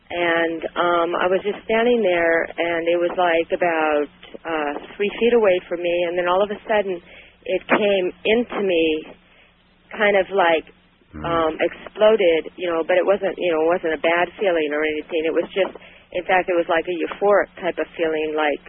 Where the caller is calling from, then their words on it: Sacramento, California, United States; All right. I'm from Sacramento.